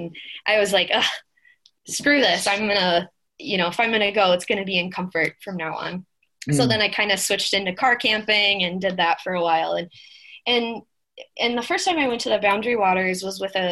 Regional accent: Minnesota, United States; I'm from Minnesota, born and raised

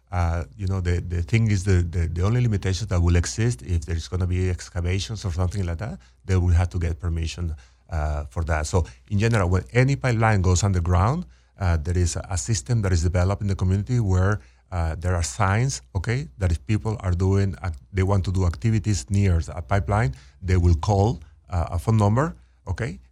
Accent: Venezuela; moved away as an adult; also born or lived in Texas; born and raised in Venezuela, went to, uh, college in, in Venezuela.

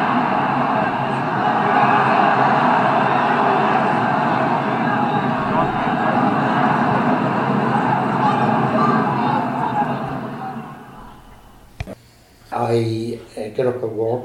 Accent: Dublin, Leinster, Ireland; we moved house from Finglas Bridge, where I lived, and we went half a mile up the road to new houses that were being built

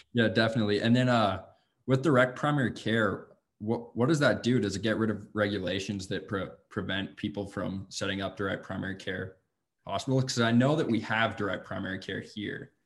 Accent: Laurel, Montana, United States; born or raised there

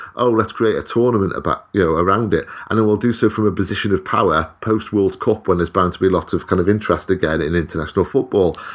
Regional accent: Wales, United Kingdom; I'm Welsh.

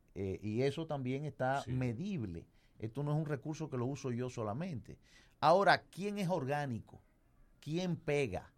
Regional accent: Moca, Espaillat, Dominican Republic; yo que vengo de Moca

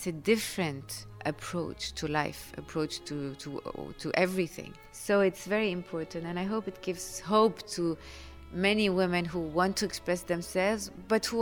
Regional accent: Lebanon; We come from Lebanon

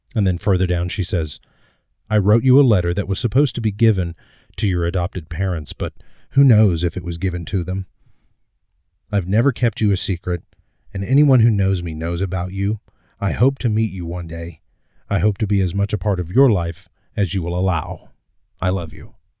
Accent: Midwest, United States; I was born in 1979 in the Midwest and adopted

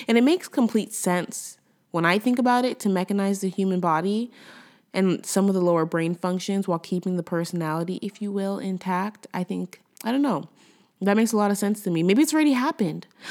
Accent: United States; moved away as an adult; also born or lived in Los Angeles, United States; now in Quebec, Canada; I'm American, you know, I'm an American, but I live in Canada

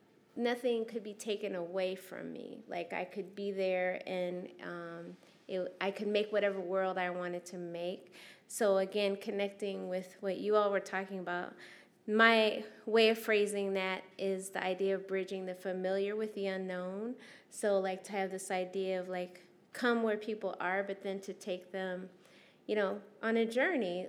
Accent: Anaheim, California, United States; also born or lived in Syracuse, New York; as a youth living in Anaheim. We moved from Syracuse, New York, from an all-black school to an all-white school.

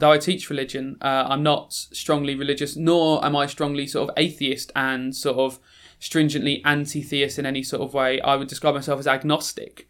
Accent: London, United Kingdom; moved away as an adult; also born or lived in Croydon; now in Sheffield, United Kingdom; I'm from South London originally, uh, sort of born in Croydon in South London, and then, uh, as a lot of families did, as, you know, parents sort of started doing better economically, moved slowly out of South and South and South

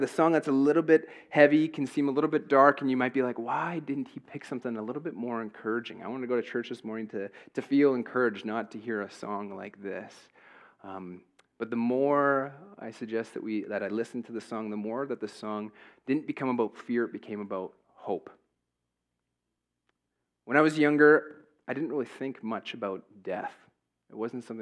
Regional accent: Hepburn, Saskatchewan, Canada; I grew up in Hepburn.

